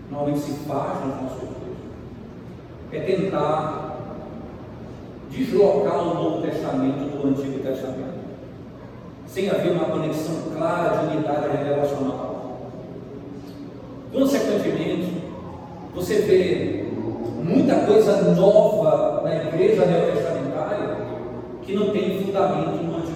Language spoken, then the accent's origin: Portuguese; Pará, Brazil; now in Recife, Brazil; no meu contexto de paraense, mesmo morando de Recife muito tempo, mas sou paraense lá no Pará